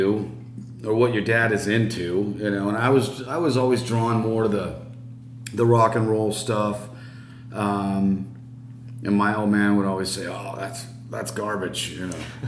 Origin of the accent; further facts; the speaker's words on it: La Habra, California, United States; I was from La Habra